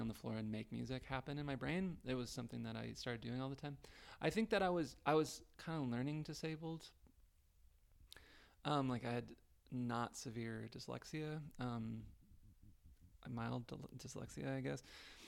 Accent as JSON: {"language": "English", "town": "Juneau", "region": "Alaska", "country": "United States", "tie": "born or raised there", "said": "In Juneau, Alaska."}